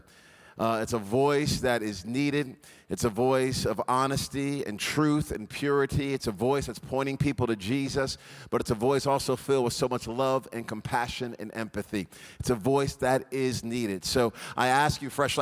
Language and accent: English; Providence, Rhode Island, United States; now in Dallas, United States; I'm originally from Providence, Rhode Island